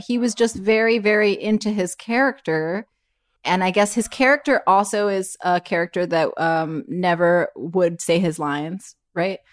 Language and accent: English; Miami, Florida, United States; I'm from Miami